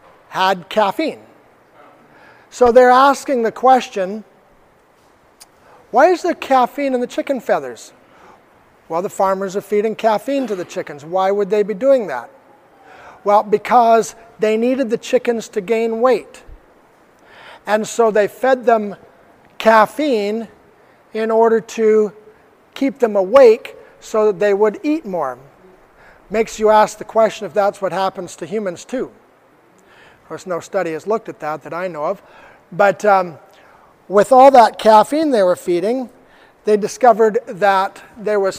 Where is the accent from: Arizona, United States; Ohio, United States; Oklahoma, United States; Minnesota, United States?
Arizona, United States; Arizona State University, from my home state